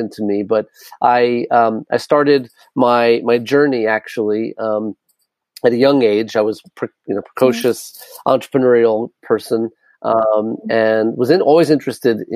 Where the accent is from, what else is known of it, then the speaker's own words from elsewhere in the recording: New York City, New York, United States; also born or lived in Long Island; my childhood when I grew up actually in New York in not an eco village but in a very urban jungle, concrete jungle of New York City and Manhattan and Long Island